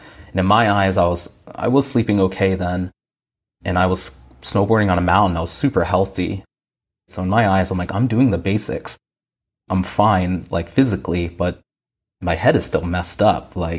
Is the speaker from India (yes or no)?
yes; India; born there; I'm an Indian guy. I was born in India. I'm first generation.